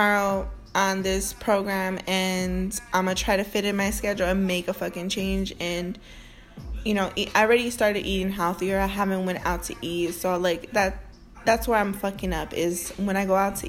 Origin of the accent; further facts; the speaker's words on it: Northwest Indiana, United States; I'm from Northwest Indiana. That's just how we speak